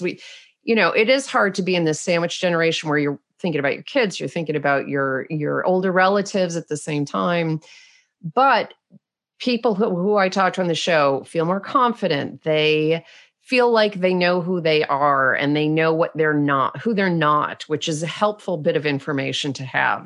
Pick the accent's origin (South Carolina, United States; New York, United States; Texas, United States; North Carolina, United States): New York, United States; Rochester; accent: Canadian tinged; moved away as an adult; also born or lived in Munich; I grew up in Rochester, New York